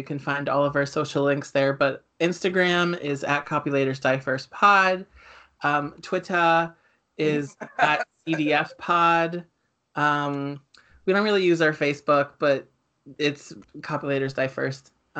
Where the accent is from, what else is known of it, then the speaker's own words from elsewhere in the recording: New Jersey, United States; We're from New Jersey, so